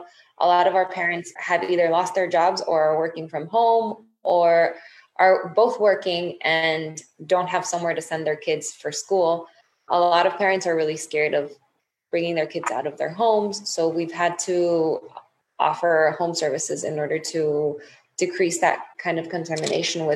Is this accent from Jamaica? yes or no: no; Dominican Republic; I'm from Dominican Republic